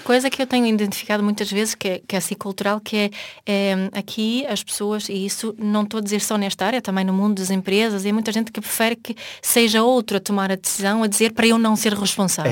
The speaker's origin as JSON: {"language": "Portuguese", "country": "Sweden", "tie": "born or raised there", "moved": "yes", "lives_now": "Portugal"}